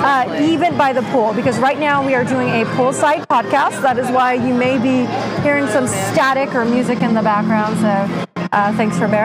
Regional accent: Southern California, United States; also born or lived in Los Angeles; I grew up in Southern California

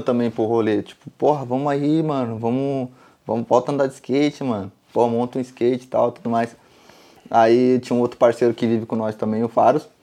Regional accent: Carapicuíba, São Paulo, Brazil; moved away as an adult; also born or lived in Osasco; now in Spain; nasci em Osasco, mas vivi minha vida toda em Carapicuíba, então eu sou de Carapicuíba mesmo

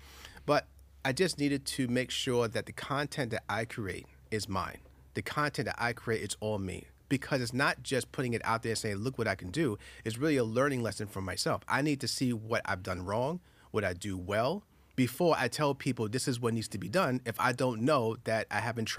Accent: Queens, New York, United States; I started filming when I was 10 years old back in Far Rockaway, Queens. I'm a New Yorker, so I'm in Queens, right? So we're in Queens by the beach and everything else

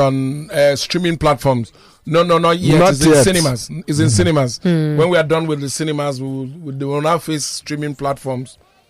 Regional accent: Akoka, Lagos, Nigeria; Emma, you know, I'm from Akoka.

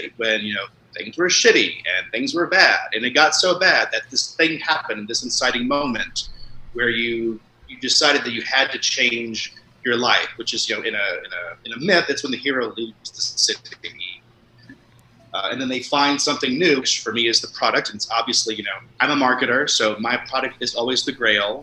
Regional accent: Indiana, United States; moved away as an adult; now in San Francisco, United States; I currently live in San Francisco, but I'm from Indiana.

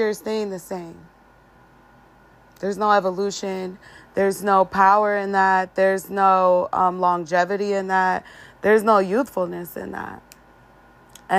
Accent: Arizona, United States; I'm from Arizona.

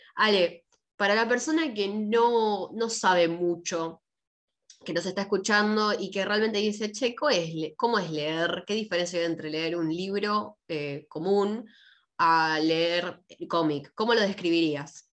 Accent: Argentina

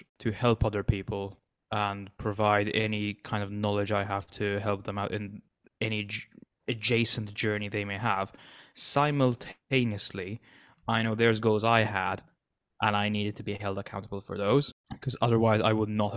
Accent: Malta; I'm from the Mediterranean island of Malta

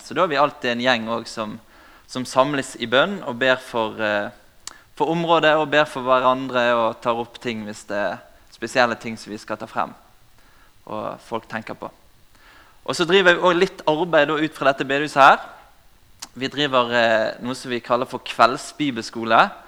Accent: Bergen, Vestland, Norway; accent: Bergen dialect; Som dere hører på dialekten, så kommer jeg fra Bergen

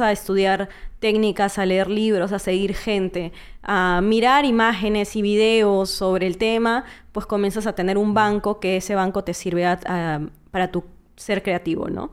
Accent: Trujillo, La Libertad, Peru; moved away as an adult; now in Lima, Peru; yo soy de Trujillo, tengo cinco años viviendo en Lima y pasé casi la mayoría de, tiempo en, Trujillo

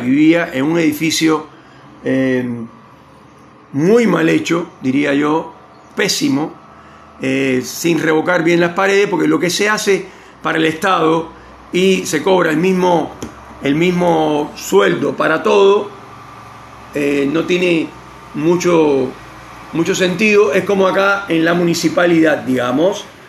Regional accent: Cienfuegos, Cuba; moved away as an adult; la casa con, con mis viejos, con, acá, acá en Cienfuegos

